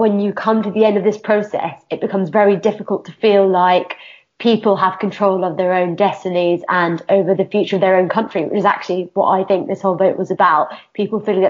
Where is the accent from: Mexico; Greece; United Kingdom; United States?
United Kingdom; I'm a woman, I'm a British Pakistani